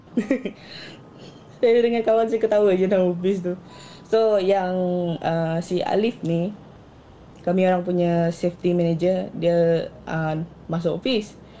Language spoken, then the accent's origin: Malay; Kuching, Sarawak, Malaysia; also born or lived in Siburan, Sarawak; Saya berasal dari Kuching.